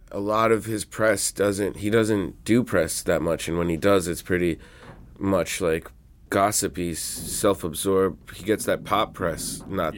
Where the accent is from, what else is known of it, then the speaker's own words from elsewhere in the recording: New York City, New York, United States; I grew up in Queens around Jamaican music and Latino music and rap and R and B